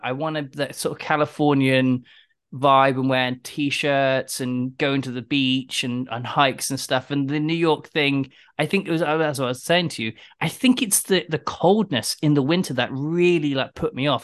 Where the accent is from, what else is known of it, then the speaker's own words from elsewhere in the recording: United Kingdom; accent: British; also born or lived in London; my British accent